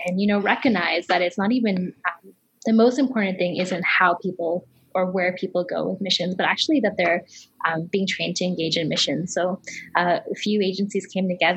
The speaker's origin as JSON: {"language": "English", "town": "Toronto", "region": "Ontario", "country": "Canada", "tie": "born or raised there", "also_born_or_lived": "Kenya", "said": "I came when I was fairly young, but I still, half of my family is still in Kenya right now. So okay. I grew up in Toronto, Canada"}